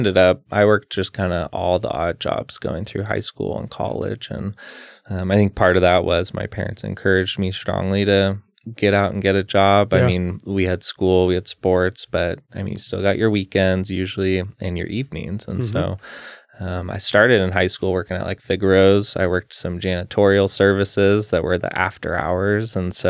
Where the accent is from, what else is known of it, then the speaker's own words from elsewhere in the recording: Salem, Oregon, United States; I was born in Salem, Oregon, grew up here my whole life.